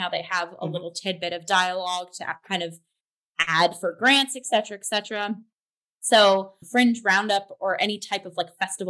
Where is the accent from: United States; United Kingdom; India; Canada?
Canada; because we're Canadian.